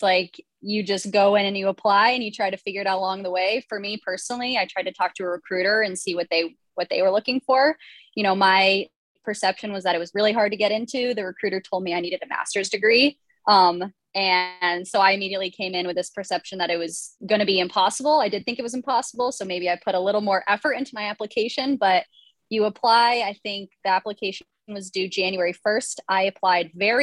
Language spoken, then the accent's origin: English; Boulder, Colorado, United States; I am originally from Boulder, Colorado, and that's kind of where I grew up and was raised.